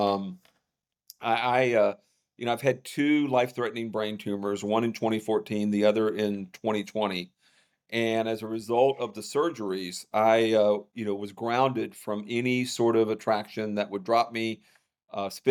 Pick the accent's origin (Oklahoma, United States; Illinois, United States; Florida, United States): Florida, United States; the Panhandle of; now in California, United States; I grew up in the Panhandle of Florida